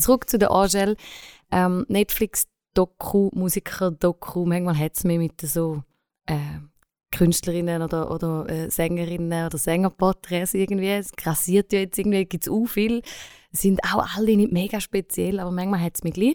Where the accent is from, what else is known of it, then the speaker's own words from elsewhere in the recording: Switzerland; als Schweizer